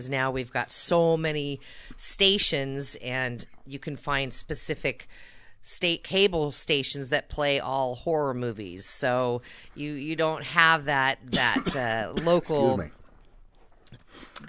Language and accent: English; Napa, California, United States; I grew up in California, Napa, California